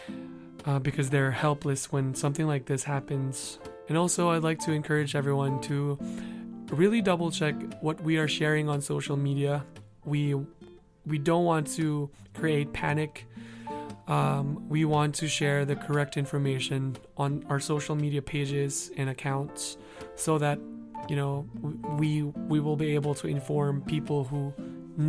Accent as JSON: {"language": "English", "town": "San Juan", "region": "Metro Manila", "country": "Philippines", "tie": "born or raised there", "said": "San Juan, my hometown."}